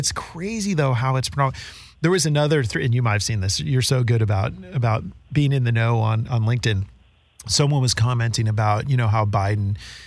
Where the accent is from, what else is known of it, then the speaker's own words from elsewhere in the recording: San Francisco, California, United States; growing up in San Francisco